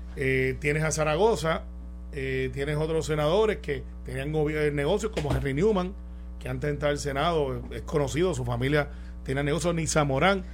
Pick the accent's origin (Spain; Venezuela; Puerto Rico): Puerto Rico; somos puertorriqueños